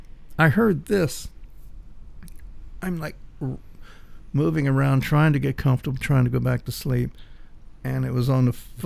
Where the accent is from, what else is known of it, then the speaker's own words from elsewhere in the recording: the South, Louisiana, United States; first language English; I'm from the South.